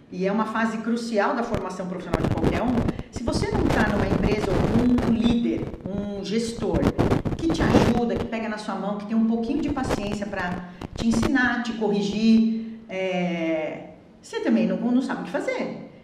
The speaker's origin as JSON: {"language": "Portuguese", "town": "Osasco", "region": "São Paulo", "country": "Brazil", "tie": "born or raised there", "said": "é, minha terra."}